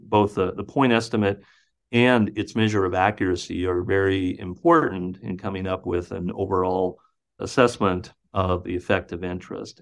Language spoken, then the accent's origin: English; Butte, Montana, United States; now in Iowa, United States; my hometown of Butte, Montana